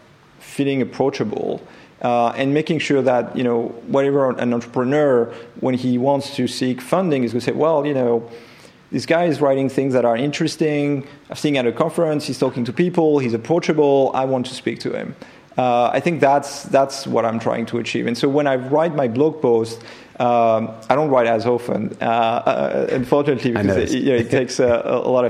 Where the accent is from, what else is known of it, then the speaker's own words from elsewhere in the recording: France; accent: French; English is a second language; moved away as an adult; also born or lived in Silicon Valley; my accent will remain French